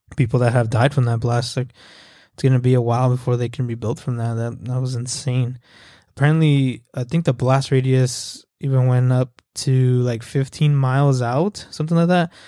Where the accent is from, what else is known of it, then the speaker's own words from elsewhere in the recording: El Paso, Texas, United States; moved away as an adult; now in Fort Worth, United States; I'm from El Paso, Texas. Uh, shout out E P T, born and raised